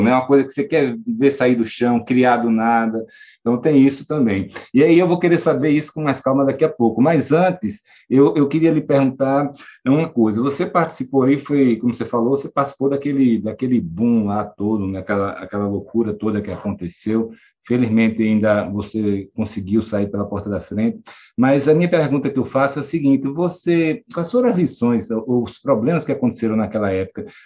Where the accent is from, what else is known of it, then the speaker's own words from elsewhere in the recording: Maceió, Alagoas, Brazil; eu sou aqui de Maceió, né?